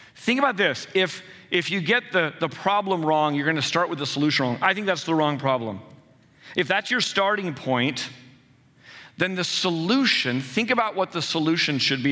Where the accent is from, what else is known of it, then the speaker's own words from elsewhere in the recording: San Jose, California, United States; I was born and raised in San Jose, I know this area well